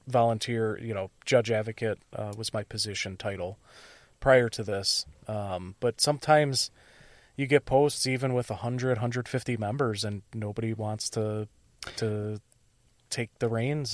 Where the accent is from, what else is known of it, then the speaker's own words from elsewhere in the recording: Illinois, United States; now in Wisconsin, United States; I'm originally from Illinois